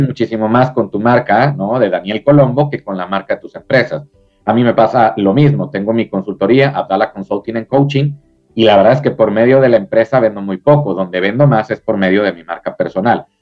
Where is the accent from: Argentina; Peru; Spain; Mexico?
Mexico; Acá en, México, en mi país